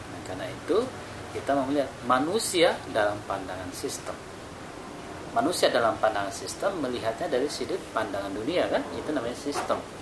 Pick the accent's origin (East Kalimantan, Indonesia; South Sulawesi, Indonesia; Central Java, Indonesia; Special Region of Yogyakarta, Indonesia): South Sulawesi, Indonesia; Makassar; Di kampung saya di Makassar